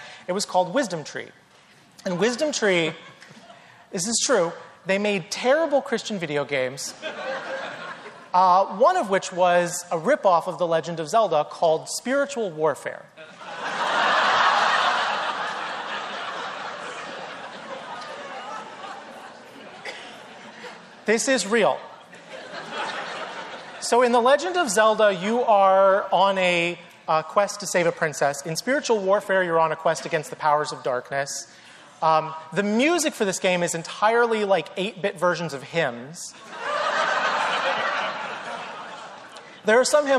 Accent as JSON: {"language": "English", "region": "North Carolina", "country": "United States", "tie": "born or raised there", "said": "I grew up in the South, in North Carolina"}